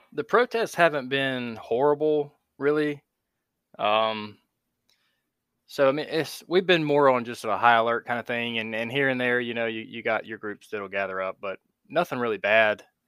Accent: North Carolina, United States; I've grew up in North Carolina and pretty much have not left the East Coast ever.

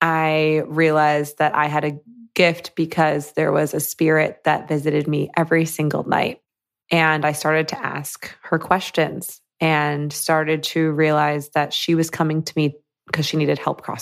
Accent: Michigan, United States; So I grew up in Michigan, like a suburb in Michigan.

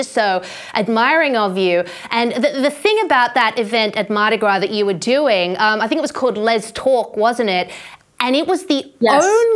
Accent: Australia; as an Australian

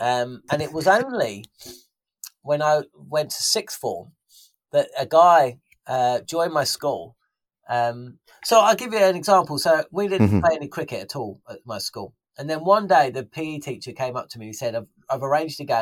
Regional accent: London, United Kingdom; growing up in South London, you get a huge Pakistani population.

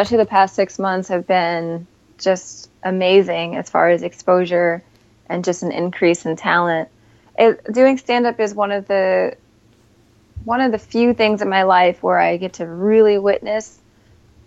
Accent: Scranton, Pennsylvania, United States; now in New York City, United States; I grew up in Scranton

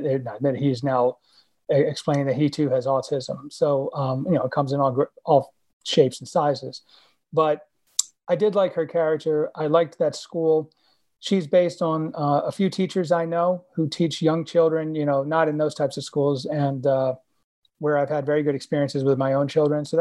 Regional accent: Illinois, United States; moved away; I was from Illinois, and I used to work in high school at Little City for the Mentally Handicapped in Palatine

